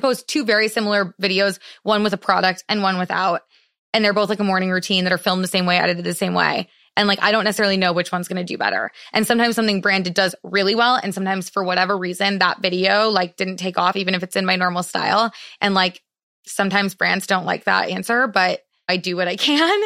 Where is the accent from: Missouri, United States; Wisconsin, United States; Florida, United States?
Wisconsin, United States; Madison; moved away; I grew up in Madison, Wisconsin